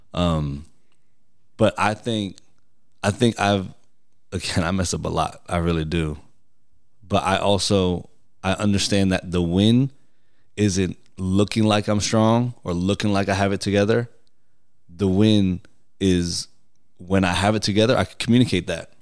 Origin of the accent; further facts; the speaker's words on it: New York, United States; moved away; I grew up in New York